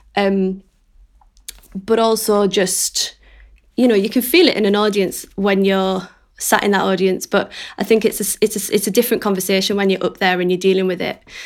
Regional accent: Middlesbrough, North East England, United Kingdom; now in North Shields, United Kingdom; I am a director from Middlesbrough, but I now live in North Shields

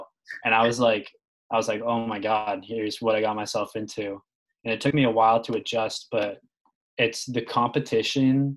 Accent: Carlisle, Massachusetts, United States; I'm from Carlisle, Mass

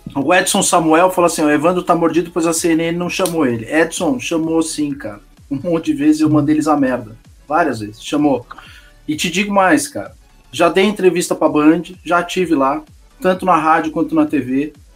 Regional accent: São Paulo, Brazil; eu sou de São Paulo

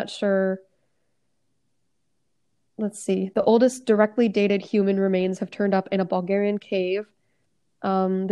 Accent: United States; I'm American

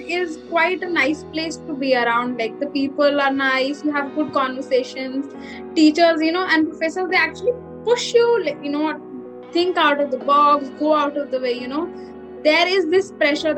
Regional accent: Delhi, India; moved away as an adult; also born or lived in Roorkee; I've actually been born and brought up in Delhi

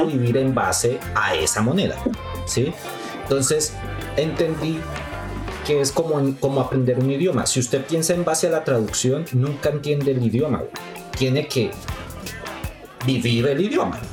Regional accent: Colombia; moved away as an adult; now in Mexico; nosotros como colombianos

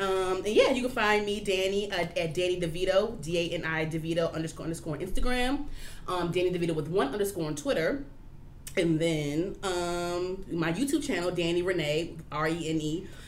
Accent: Prince George's County, Maryland, United States; born or raised there; also born or lived in Brandywine, Maryland

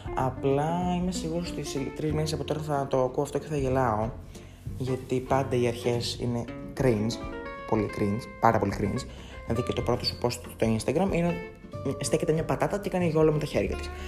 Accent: Patras, Western Greece, Greece; κατάγομαι από την Πάτρα

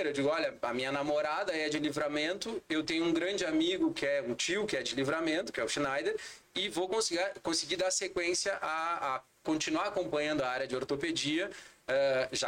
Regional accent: Porto Alegre, Rio Grande do Sul, Brazil; eu sou porto-alegrense, nascido e criado em Porto Alegre.

